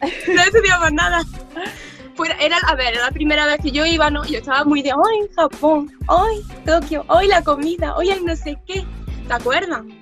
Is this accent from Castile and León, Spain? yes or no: no; Córdoba, Andalusia, Spain; moved away as an adult; now in Tokyo, Japan; soy de Córdoba, de Andalucía, del sur de España. Por eso si me notáis el acento un poco raro es que no lo puedo evitar.